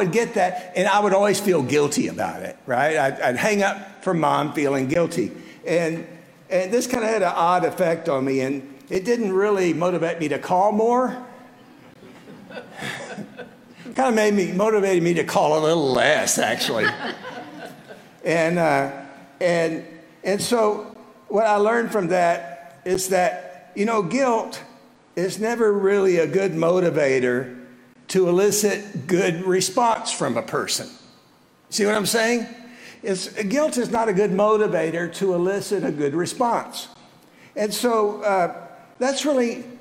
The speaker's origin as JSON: {"language": "English", "region": "South Texas", "country": "United States", "tie": "born or raised there", "moved": "as an adult", "lives_now": "Midland, United States", "said": "I left my home in South Texas and moved to Midland almost 46 years ago"}